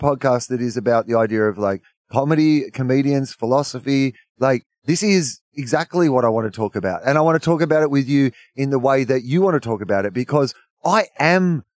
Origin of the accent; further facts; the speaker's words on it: New Zealand; I'm Kiwi